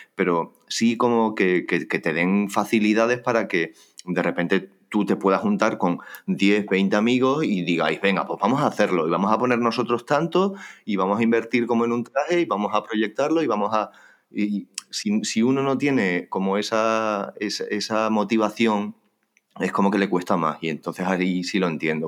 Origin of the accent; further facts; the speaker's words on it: Torremayor, Extremadura, Spain; moved away; yo recuerdo de mucho más pequeño que nos disfrazábamos, aquí la gente se disfrazaba mucho más